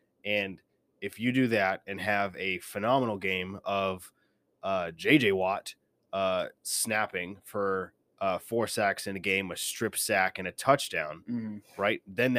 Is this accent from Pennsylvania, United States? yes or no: no; Virginia, United States; Yeah, we grew up in Virginia